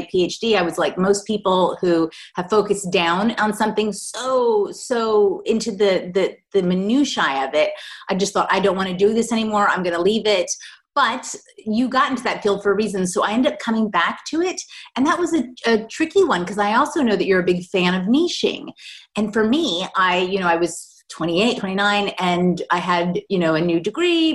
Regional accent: Maryland, United States; moved away as an adult; also born or lived in Australia; now in Scotland, United Kingdom; I did my first degree down back in Maryland, which is where I'm from

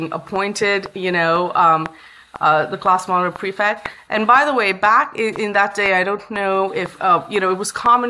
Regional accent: Bangalore, Karnataka, India; also born or lived in Chennai / Kerala / Mumbai / Ahmedabad; now in Bay Area, United States; I was born in Chennai, which is in South India, and that's where my grandparents lived, although my hometown is Kerala. And I spent my formative years in Mumbai for a short bit, in Ahmedabad, and then Chennai before we settled down in Bangalore around the time I was four

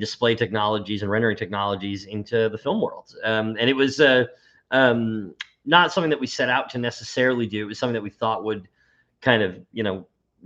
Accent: Boston, Massachusetts, United States; born and raised in Boston or near Boston, 15 minutes outside the city-ish

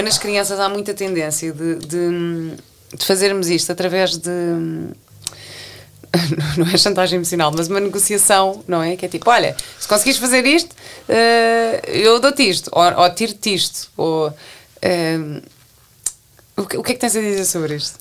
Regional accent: Portugal; moved away as an adult; also born or lived in London; eu cheguei portuguesa

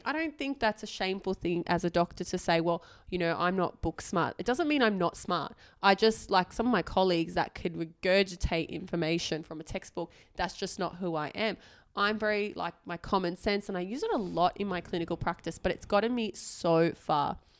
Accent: Australia; I was born and raised in Australia, I did my medical degree overseas

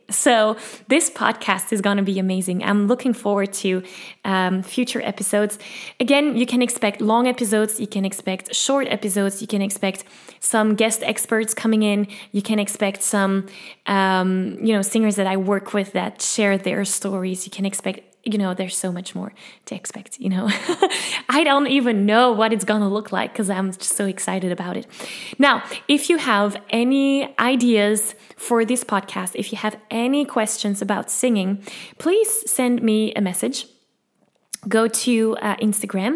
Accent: Belgium; English is a second language; I'm from Belgium. I speak Dutch and French and as you can hear, a little bit of English

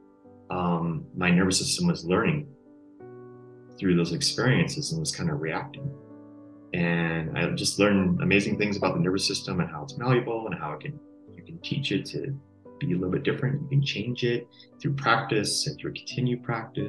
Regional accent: Connecticut, United States; growing up on the East Coast, Connecticut

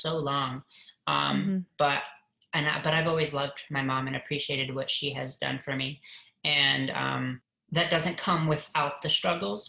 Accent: Michigan, United States; I grew up in Michigan, and my parents split up when I was 3

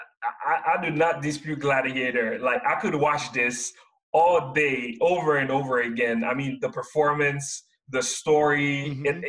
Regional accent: Haiti; now in Seattle, United States; I come from Haiti. My parents worked hard to send me here to work, go to school and then get a degree and find employment in the U.S.

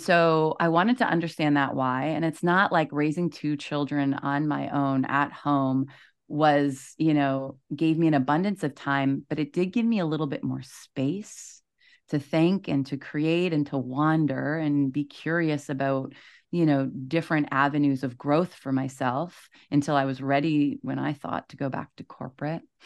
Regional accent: East Coast, Canada; moved away as an adult; also born or lived in Toronto; I'm from the East Coast. I moved to Toronto

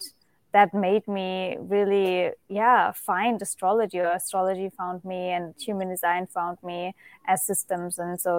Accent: Germany; English is a second language; moved away; I'm originally from Germany.

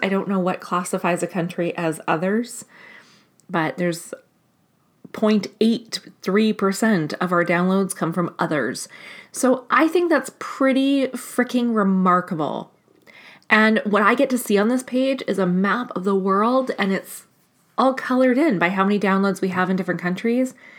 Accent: Canada; as a Canadian

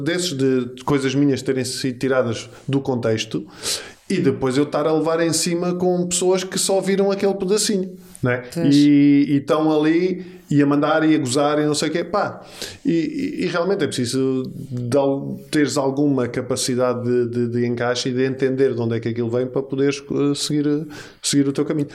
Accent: Lisbon, Portugal; Eu sou dos Olivais. Olivais, portanto, eu sou de um bairro

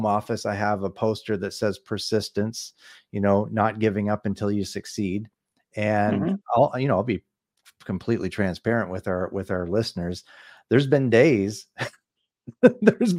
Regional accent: Canada; I'm from Canada

